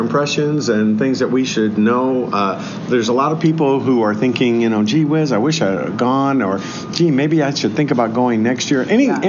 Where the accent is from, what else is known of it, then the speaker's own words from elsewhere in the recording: Illinois, United States; I'm not from Chicago, I'm from Illinois